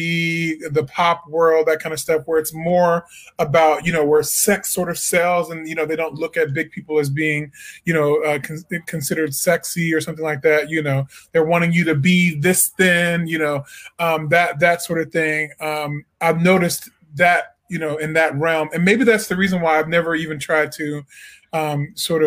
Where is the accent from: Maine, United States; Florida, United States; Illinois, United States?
Illinois, United States; Peoria; moved away as an adult; also born or lived in Edwardsville, Illinois; now in Washington, D.C., United States; I'm originally from Peoria, Illinois